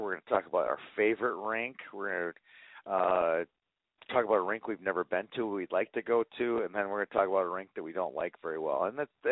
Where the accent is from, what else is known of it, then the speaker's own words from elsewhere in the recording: Minneapolis, Minnesota, United States; I'm a Minneapolis kid